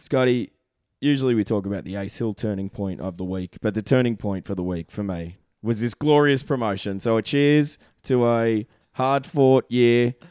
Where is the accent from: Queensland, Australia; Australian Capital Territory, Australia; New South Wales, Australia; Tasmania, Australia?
Queensland, Australia; Brisbane; now in Toronto, Canada; We are both from Bris Vegas